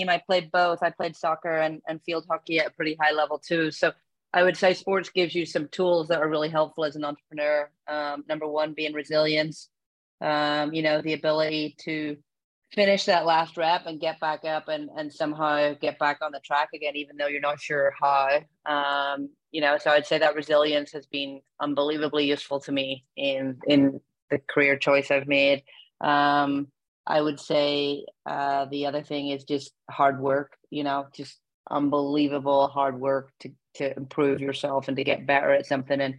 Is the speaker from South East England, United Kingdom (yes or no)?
no; Belfast, Northern Ireland, United Kingdom; moved away as an adult; also born or lived in England; now in Oregon, United States; I'm born and bred in Belfast in Northern Ireland. Um, you can probably hear it in my accent. Uh, I went to university in England